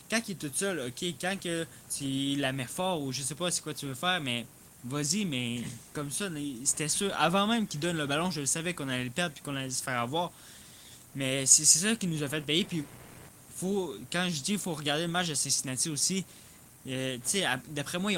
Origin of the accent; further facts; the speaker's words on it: Belgium; Je suis belge, j'ai déjà joué avec.